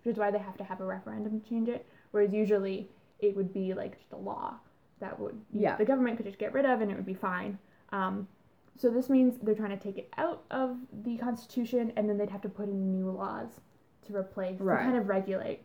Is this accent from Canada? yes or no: yes; Canada